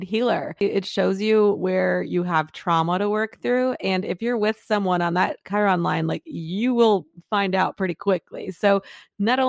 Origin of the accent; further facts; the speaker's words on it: Detroit, Michigan, United States; moved away; I'm from Detroit